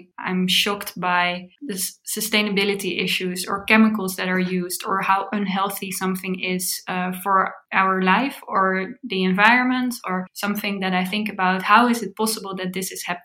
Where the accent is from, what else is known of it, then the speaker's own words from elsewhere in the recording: The Hague, South Holland, Netherlands; I grew up in The Hague. It's a city in the Netherlands close to the beach.